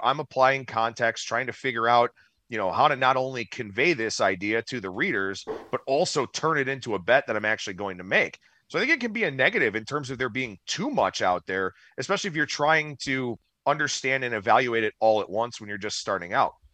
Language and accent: English; Cleveland, Ohio, United States; moved away as an adult; now in Las Vegas, United States; thirty-four years, born and raised in Cleveland